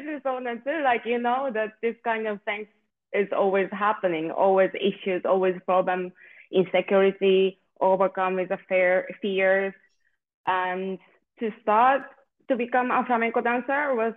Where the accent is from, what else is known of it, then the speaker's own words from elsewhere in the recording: Japan; moved away as an adult; now in Spain; And yes, also I'm from Japan, originally from Japan.